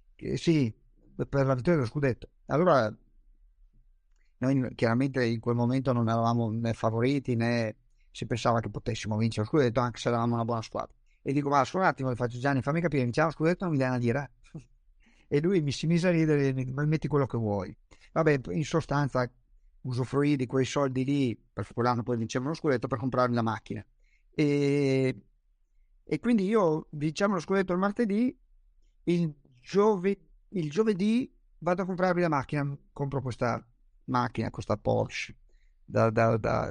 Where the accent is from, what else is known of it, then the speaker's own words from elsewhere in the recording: Trieste, Friuli-Venezia Giulia, Italy; io sono triestino, quindi nuoto abbastanza bene, ho passato tutta l'infanzia al mare